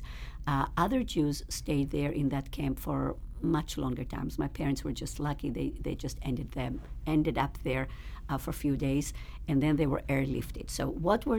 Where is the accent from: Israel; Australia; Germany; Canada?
Israel; moved away as an adult; now in Richmond, United States; growing up in Israel